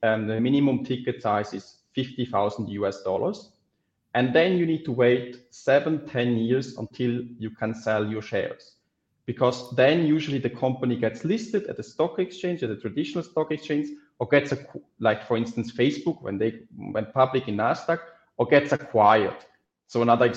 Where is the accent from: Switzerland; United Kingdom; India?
Switzerland; I grew up in Switzerland